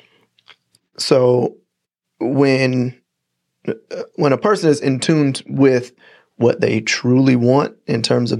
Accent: Indiana, United States; I'm not a Texan. I'm a Hoosier

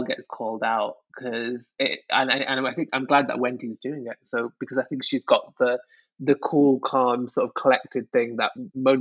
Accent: Manchester, North West England, United Kingdom; I'm from Manchester

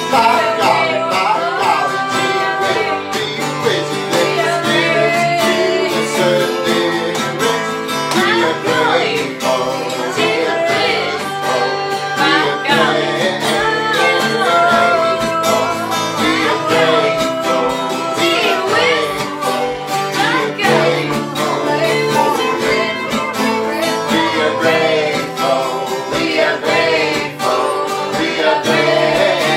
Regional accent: New Jersey, United States; I grew up in South Jersey and went to school in North Jersey

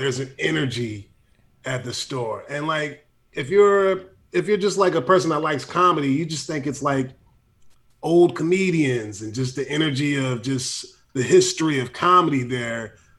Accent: San Francisco, California, United States; I'm from San Francisco and whatnot.

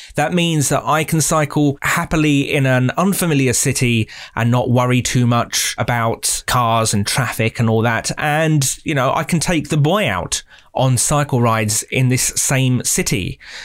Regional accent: United Kingdom; as a Brit

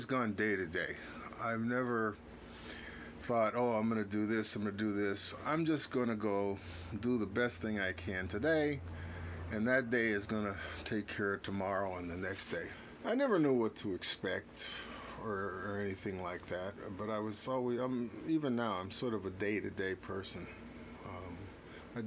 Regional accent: Los Angeles, California, United States; also born or lived in Watts, California; I grew up in South Central

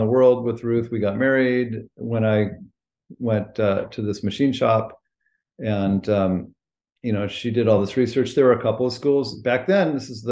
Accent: California, United States; moved away as an adult; also born or lived in Maine; I grew up in California.

